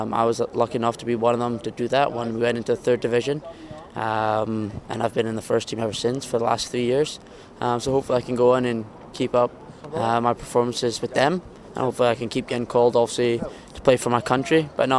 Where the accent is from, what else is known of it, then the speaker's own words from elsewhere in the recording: Canada; born there; I was born in Canada, so I think I should play for Canada